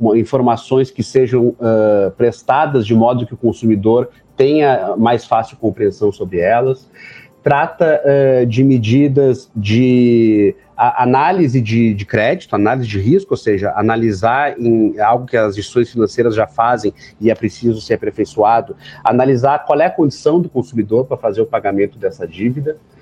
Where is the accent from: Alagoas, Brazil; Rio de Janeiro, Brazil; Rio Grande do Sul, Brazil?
Rio Grande do Sul, Brazil; Eu sou do Rio Grande do Sul